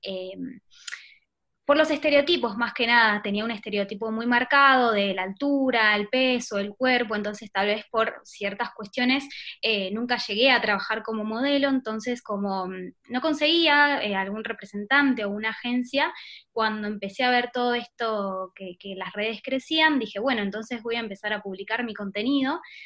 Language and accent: Spanish; Buenos Aires, Argentina; accent: porteño; Soy de Buenos Aires, sí, exactamente, la capital.